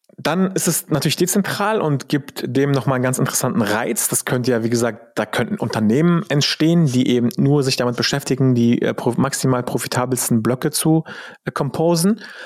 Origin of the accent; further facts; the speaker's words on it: Germany; als Deutscher